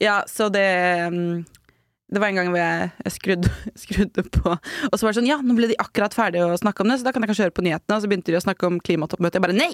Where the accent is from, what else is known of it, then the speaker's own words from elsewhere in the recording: Norway; vi nordmenn